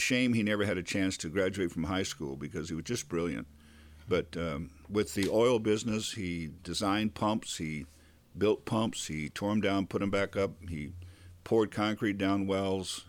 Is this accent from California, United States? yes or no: yes; Bakersfield, California, United States; also born or lived in Ventura; growing up in Bakersfield